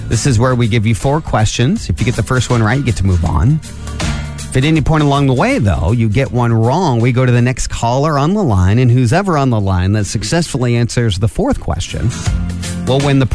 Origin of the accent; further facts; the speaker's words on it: Angola, Indiana, United States; I grew up in Angola, northeast corner here of the state in Steuben County.